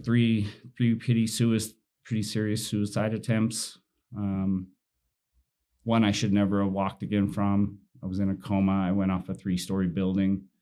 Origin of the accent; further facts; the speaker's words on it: Utah, United States; I was raised in Utah and in the predominant religion